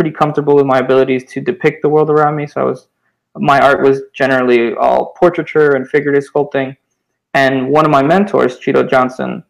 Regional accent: Cuba; I was born in Cuba in 1991.

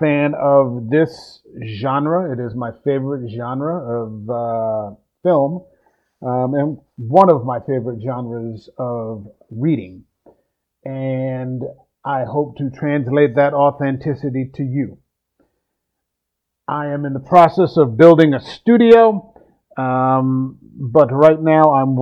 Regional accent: New Jersey, United States; I'm from the Mid-Atlantic area, the Philadelphia area, South Jersey, New Jersey to be specific

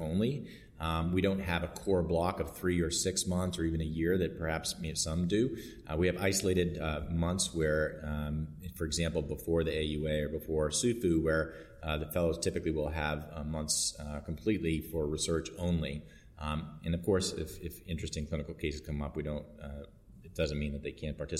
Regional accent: Boston, Massachusetts, United States; also born or lived in New York; now in Dallas, United States; I grew up in Boston and went to med school in New York and residency in New York, and then went to Dallas and have been there ever since.

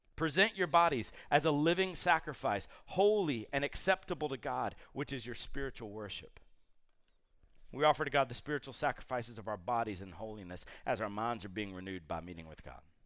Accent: Columbus, Georgia, United States; I grew up in Columbus, Georgia

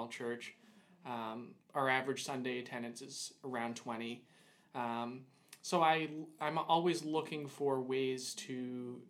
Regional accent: Boston, Massachusetts, United States; I am from Boston, Massachusetts

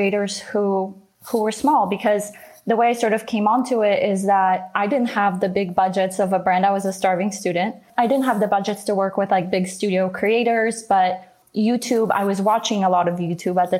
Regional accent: Canada; growing up in Canada, living in Canada

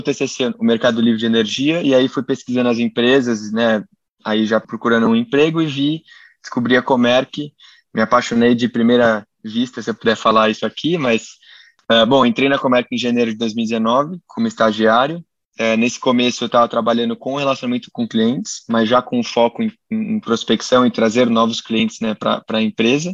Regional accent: São Paulo, Brazil; sou natural aqui de São Paulo. Nasci aqui, morei a vida inteira aqui

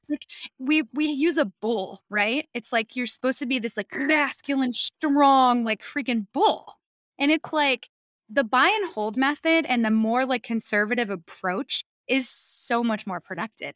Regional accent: New York, United States; moved away; I'm from New York

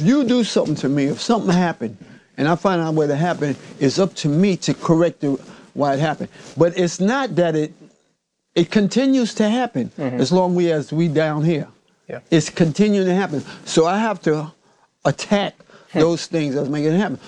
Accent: New York City, New York, United States; I grew up in Harlem

